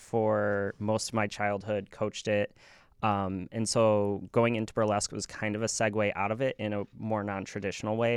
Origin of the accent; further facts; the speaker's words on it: Cary, Illinois, United States; "Cary," 'cause that's where, you know, I grew up